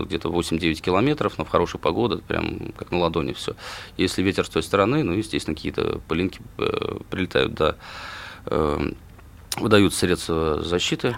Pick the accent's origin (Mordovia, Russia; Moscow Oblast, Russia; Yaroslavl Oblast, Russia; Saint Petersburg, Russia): Mordovia, Russia; Saransk; я родом из Саранска